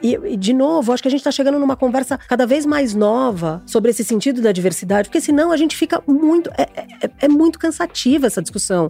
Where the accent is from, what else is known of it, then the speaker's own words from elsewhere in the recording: São Paulo, Brazil; also born or lived in São Gonçalo, Rio de Janeiro; nasci em São Gonçalo, mas eu fui criada em São Paulo.